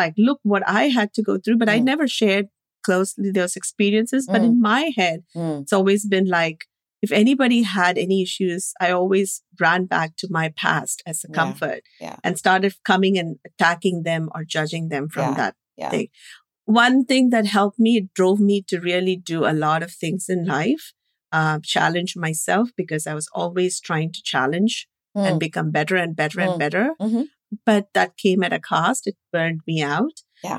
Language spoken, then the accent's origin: English; India; moved away; growing up in India with a very abusive environment